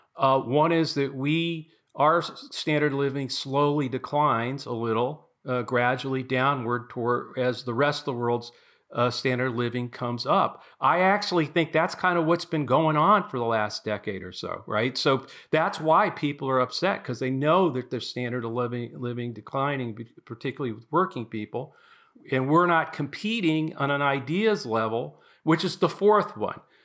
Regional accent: Los Angeles, California, United States; moved away; also born or lived in East Coast; I grew up in Los Angeles

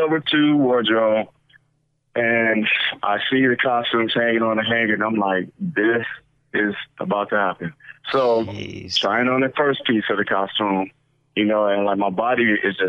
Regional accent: Detroit, Michigan, United States; moved away; also born or lived in Tampa, Florida; I'm from Detroit, Michigan

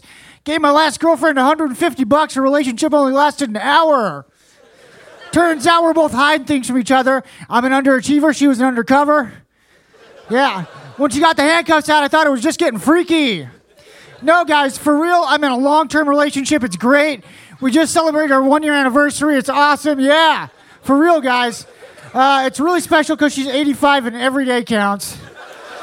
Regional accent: Missouri, United States; I'm from Missouri

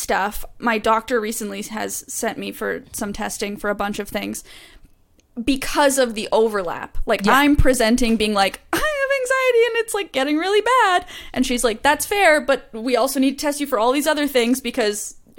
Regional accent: Manitoba, Canada; moved away; you were in Manitoba in basically my hometown.

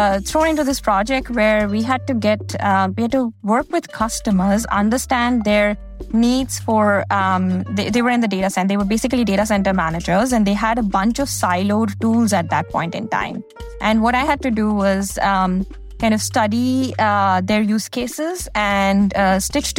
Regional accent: India; moved away as an adult; now in United States; I grew up in India and I did my undergrad in India

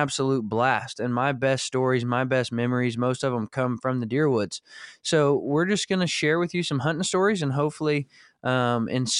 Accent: Northwest Arkansas, United States; We were in the Ozark Mountains of Arkansas, not far from where you're at now, was where I was born and raised in Northwest Arkansas

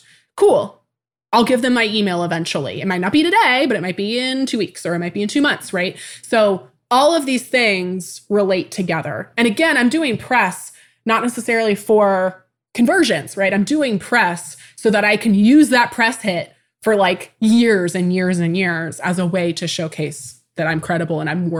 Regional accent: Tacoma, Washington, United States; born there; I was born in 1994 in Tacoma, Washington.

